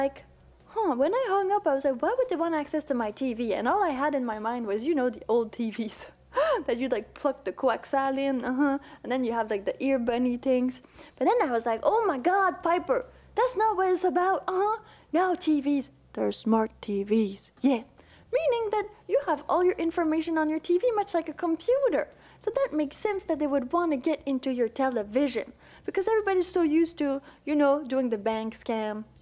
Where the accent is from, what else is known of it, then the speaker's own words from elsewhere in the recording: Quebec, Canada; accent: Quebecois, Canadian, French; English is a second language; I'm from Canada, but you know, from the French part